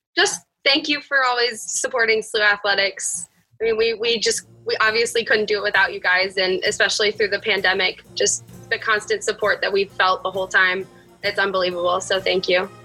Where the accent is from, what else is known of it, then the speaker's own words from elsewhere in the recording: Bel Air, Maryland, United States; moved away as an adult; now in St. Louis, United States; I'm from Bel Air, Maryland.